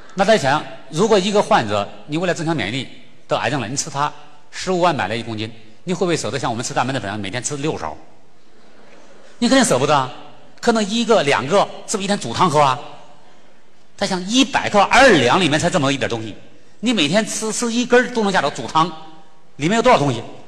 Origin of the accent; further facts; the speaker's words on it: Sichuan, China; 咱们四川人应该对我更了解